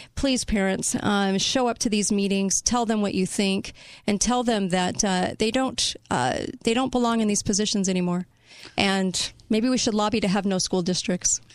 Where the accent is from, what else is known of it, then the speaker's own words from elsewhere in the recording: California, United States; now in Utah, United States; I was raised in California